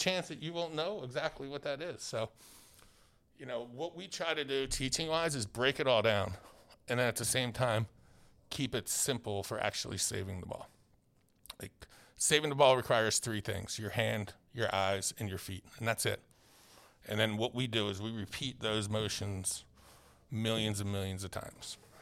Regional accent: Philadelphia, Pennsylvania, United States; I grew up literally in Philadelphia

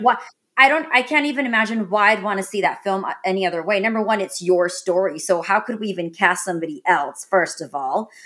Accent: North Carolina, United States; also born or lived in Texas; I grew up in, like, North Carolina and Texas

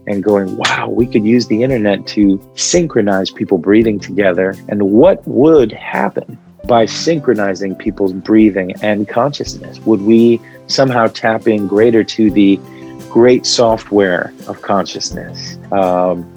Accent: Midwest, United States; first language Arabic; English is a second language; growing up in the Midwest

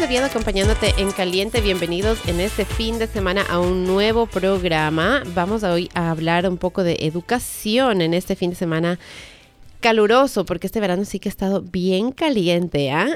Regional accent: Ecuador; now in United States; en el Ecuador, por ejemplo, que es de donde yo soy

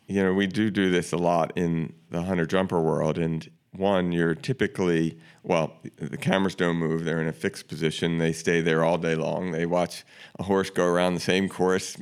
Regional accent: Baltimore, Maryland, United States; I grew up in Baltimore

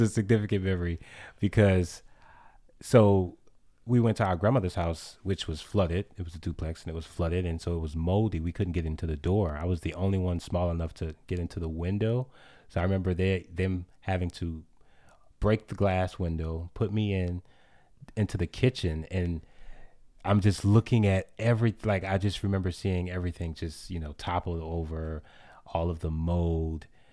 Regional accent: New Orleans, Louisiana, United States; my experience with water has always been, like, scary because of hurricanes growing up in New Orleans

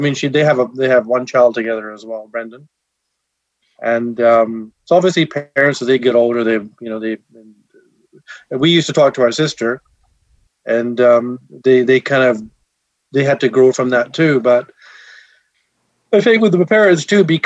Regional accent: England, United Kingdom; Being born and raised in England

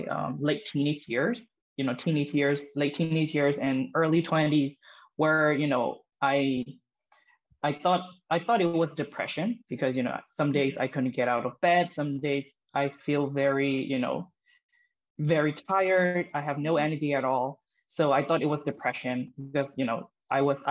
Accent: Myanmar; I'm from Myanmar. It's a country in Southeast Asia.

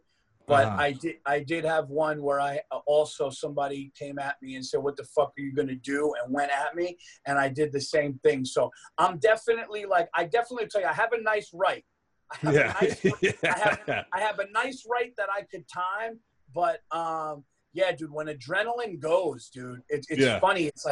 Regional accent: Westchester County, New York, United States; also born or lived in Yonkers, New York / Dutchess County, New York; I grew up in Westchester County, and then I went to high school in Dutchess County

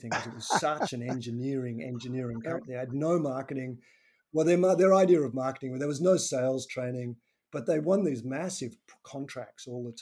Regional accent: Tasmania, Australia; I'm actually from Tasmania's island to the south of Victoria

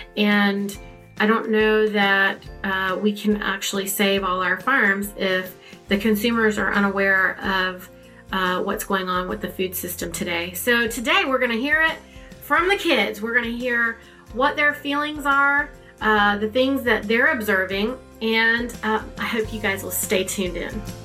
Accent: North Carolina, United States; we grew up in North Carolina

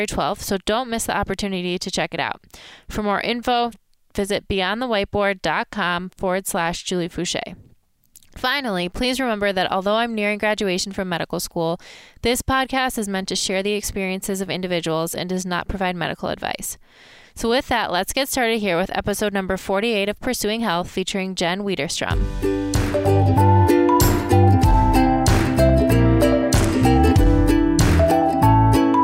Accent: Michigan, United States; I'm from Michigan. And it's not Chicago, but it is the Midwest

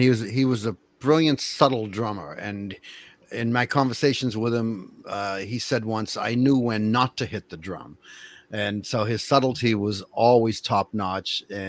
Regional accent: Cambridge, Massachusetts, United States; also born or lived in Boston; I was born in Boston, raised in Cambridge, and I go to Ashland often.

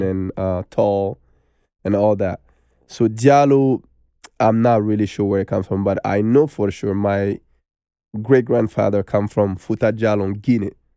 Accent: Bamako, Mali; English is a second language; moved away as an adult; now in United States; I was born in Bamako. And I grew up there. until I was nineteen years old, I moved to America

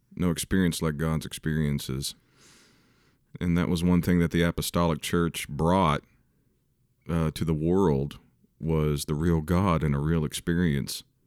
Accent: Kansas City, United States; I'm from Kansas City.

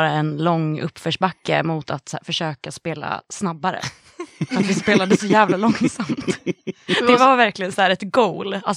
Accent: Västerås, Västmanland, Sweden; jag är från Västerås.

